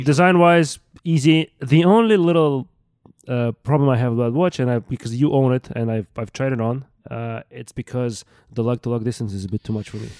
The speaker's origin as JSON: {"language": "English", "country": "Russia", "tie": "born or raised there", "moved": "yes", "said": "I grew up in Russia"}